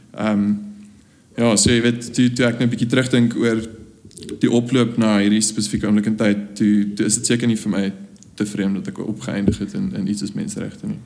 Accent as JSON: {"language": "Afrikaans", "country": "South Africa", "said": "ons rol as jong die volgende generasie Afrikaners wat daadwerklik besluit het om in Suid-Afrika agter te bly"}